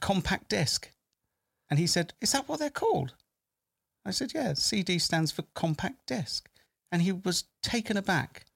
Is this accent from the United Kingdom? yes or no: yes; Bristol, South West England, United Kingdom; I'm from Bristol area